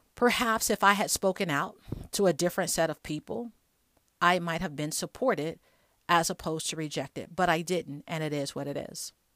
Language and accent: English; Chicago, Illinois, United States; moved away; also born or lived in Alabama; I'm from Chicago